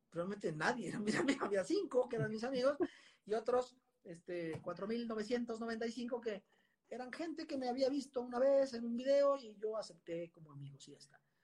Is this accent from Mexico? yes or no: yes; Mexico; also born or lived in Puebla / Spain; yo soy mexicano, me siento mexicano, me encanta mi país